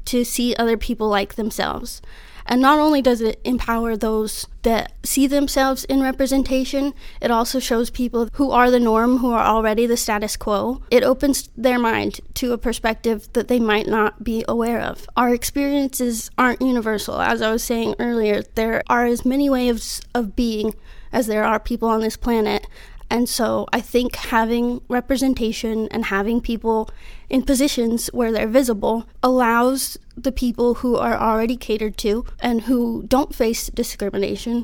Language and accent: English; Biloxi, Mississippi, United States; moved away as an adult; also born or lived in Denver, Colorado / Pittsburgh, Pennsylvania; now in San Diego, United States; I grew up in South Mississippi, besides a minor detour to Pittsburgh a couple years after Katrina. But most of my life was spent on the Gulf Coast in Biloxi, Mississippi